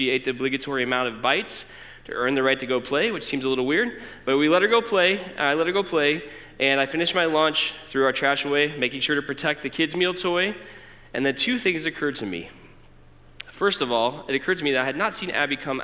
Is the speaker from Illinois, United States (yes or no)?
yes; Decatur, Illinois, United States; I'm originally from Decatur. In fact, I went to Oak Grove. I went to Roosevelt Middle School, which is now apartments, and I went to MacArthur High School